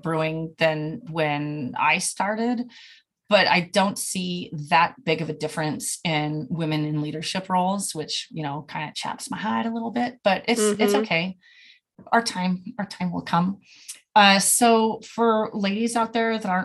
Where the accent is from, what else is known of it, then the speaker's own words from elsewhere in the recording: California, United States; moved away; I'm from California